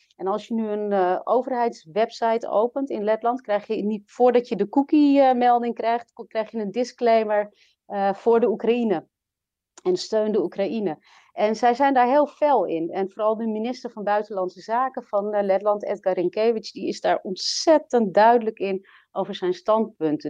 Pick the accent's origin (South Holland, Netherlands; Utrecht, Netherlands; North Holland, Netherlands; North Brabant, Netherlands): North Holland, Netherlands; Amsterdam; moved away as an adult; also born or lived in Latvia; En ik ben geboren en opgegroeid in Nederland, in Amsterdam.